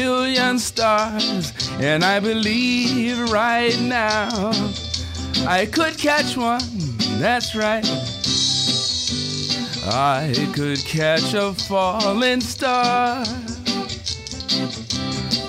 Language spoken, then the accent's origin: English; United States; growing up in the States